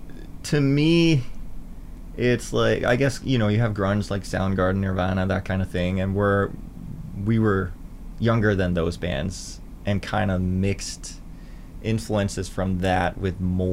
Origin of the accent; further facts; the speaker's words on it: Denmark; I grew up in Denmark in not a town, not a village, but like a hamlet, I guess, like, you know, kind of a chicken farm.